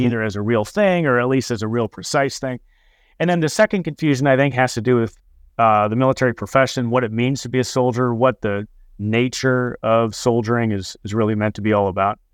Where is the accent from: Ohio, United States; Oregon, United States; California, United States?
California, United States; Fresno; I grew up in Fresno, California